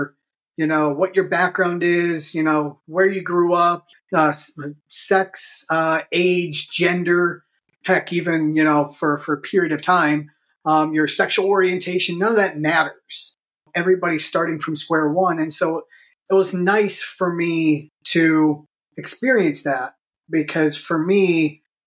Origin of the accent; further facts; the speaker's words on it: Pittsburgh, Pennsylvania, United States; I grew up here in Pittsburgh